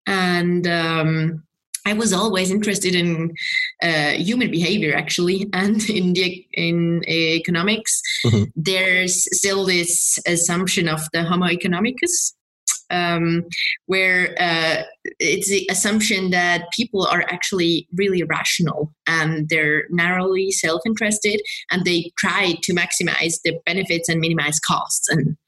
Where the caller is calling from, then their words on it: Bern, Switzerland; I'm calling in from Bern in Switzerland.